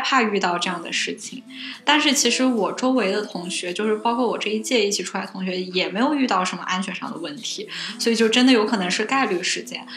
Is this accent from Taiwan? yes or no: no; China; 我就是国，中国的留学生嗯。然后我已经在国内学过相关的法律知识了